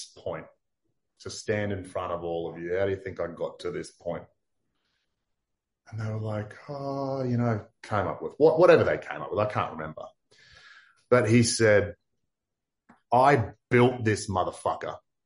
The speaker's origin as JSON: {"language": "English", "town": "Townsville", "region": "Queensland", "country": "Australia", "tie": "born or raised there", "said": "I was from Townsville"}